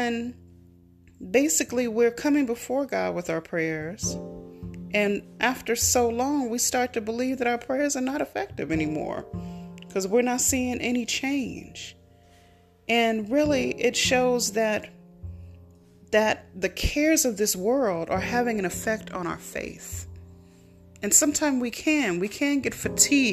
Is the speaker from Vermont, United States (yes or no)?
no; California, United States; also born or lived in Tulsa, Oklahoma; in California, in my home state, and one of the cities I used to live in, Tulsa, Oklahoma